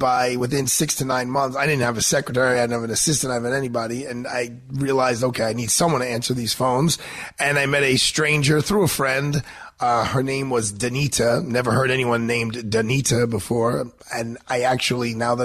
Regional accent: New York City, New York, United States; a small-time country lawyer like I am from Brooklyn, New York

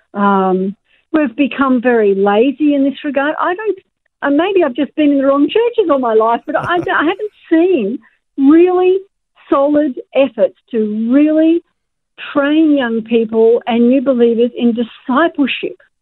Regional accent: Australia; us as Australian Christians

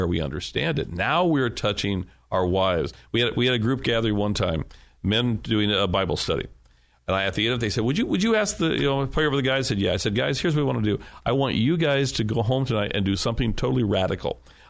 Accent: United States; I'm an American

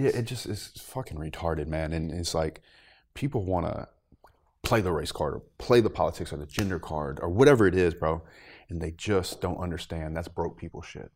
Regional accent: the South, United States; growing up in the South

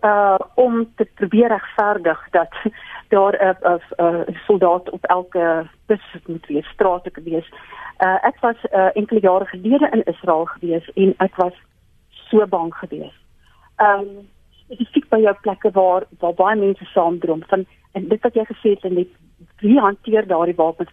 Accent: South Africa; ons as Suid-Afrikaners

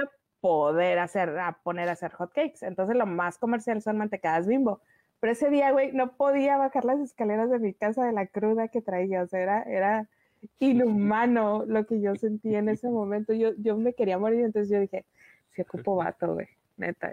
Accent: northern Mexico, Mexico; yo soy norteña

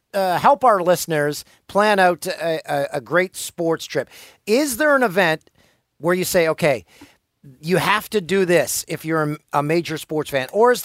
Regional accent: Canada; those Olympic Games in Vancouver, it's tough to top that as a Canadian and as a sports fan.

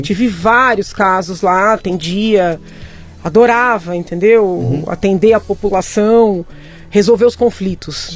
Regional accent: São Paulo, Brazil; Eu nasci no Tatuapé, uhum. em São Paulo, é, escola pública até a oitava série

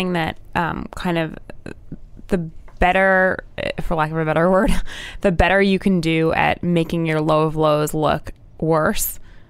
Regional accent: New Jersey, United States; Yeah, that's my home state.

